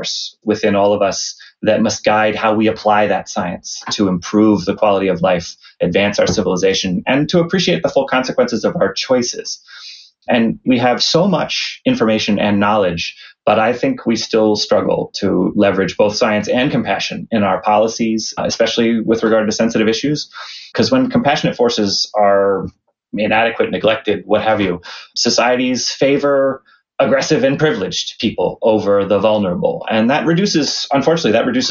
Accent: Lehigh Valley, Eastern Pennsylvania, United States; I'm from Eastern Pennsylvania. I grew up in the Lehigh Valley

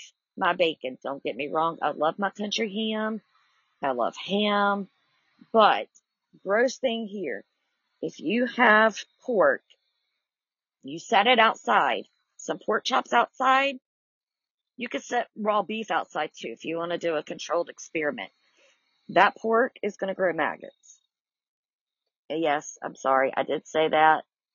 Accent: the South, Southern United States, United States; I'm a Southerner

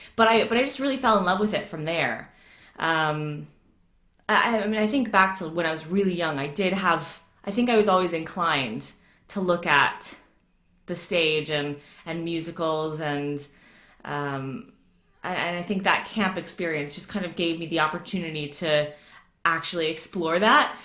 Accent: Atlanta, Georgia, United States; moved away as an adult; now in United Kingdom; I grew up in Atlanta

